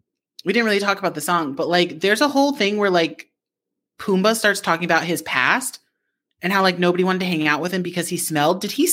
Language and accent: English; Japan; I remember growing up in Japan